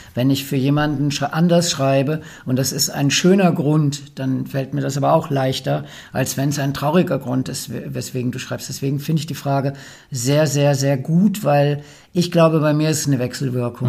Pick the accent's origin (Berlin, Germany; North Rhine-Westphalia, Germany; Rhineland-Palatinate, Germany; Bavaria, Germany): North Rhine-Westphalia, Germany; Ruhr area; ich komme aus dem Ruppert